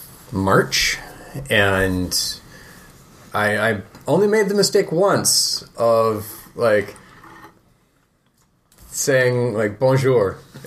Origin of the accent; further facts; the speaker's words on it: United States; I'm American.